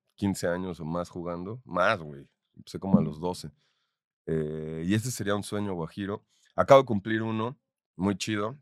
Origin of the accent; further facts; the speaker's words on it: Mexico; En mi país es complicado. En México